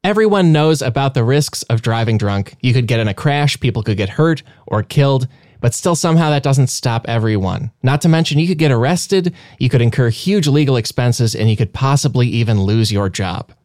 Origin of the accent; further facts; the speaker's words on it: Illinois, United States; now in Los Angeles, United States; I'm from Illinois